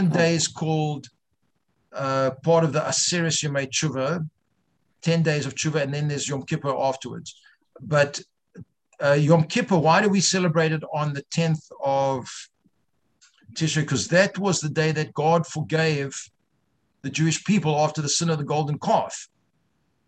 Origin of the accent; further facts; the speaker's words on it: South Africa; moved away; I grew up Reform in South Africa